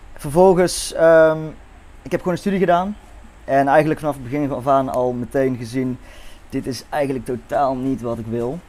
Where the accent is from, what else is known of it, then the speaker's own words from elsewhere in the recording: Netherlands; geboren in Nederland